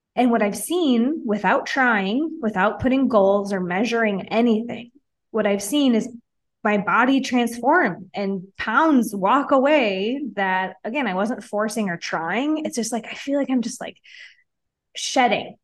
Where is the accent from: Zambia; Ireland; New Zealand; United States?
United States; Wisconsin; moved away as an adult; now in Mexico; I'm from Wisconsin